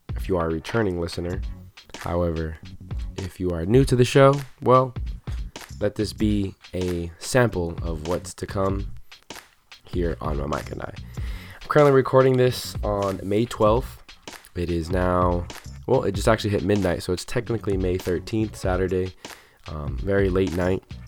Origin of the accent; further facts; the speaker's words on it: Southern California, United States; growing up in Southern California